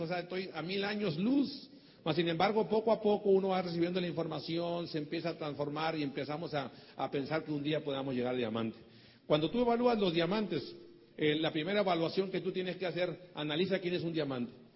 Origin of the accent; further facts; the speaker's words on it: Mexico; soy mexicano